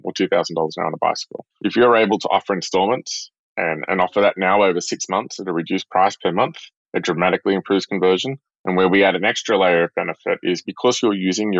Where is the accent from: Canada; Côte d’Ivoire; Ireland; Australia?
Australia; a small town north of Sydney, New South Wales; moved away as an adult; also born or lived in Singapore; now in San Francisco, United States; I'm from Australia, from a small town north of Sydney. I grew up on the beach